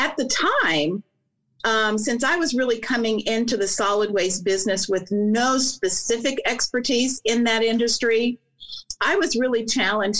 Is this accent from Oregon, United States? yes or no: no; Kansas, United States; moved away as an adult; also born or lived in Atlanta, Georgia / Texas / California; now in Des Moines, United States; So I'm originally from the great state of Kansas